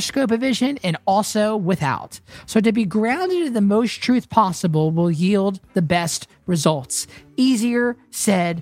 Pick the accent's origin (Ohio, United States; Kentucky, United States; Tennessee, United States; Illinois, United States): Tennessee, United States; Nashville; having grown up here in Nashville